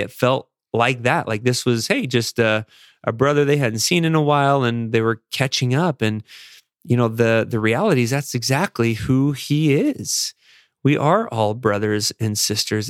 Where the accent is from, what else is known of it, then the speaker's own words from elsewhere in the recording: Las Vegas, Nevada, United States; moved away; also born or lived in Chicago; growing up in Las Vegas and serving a mission in Chicago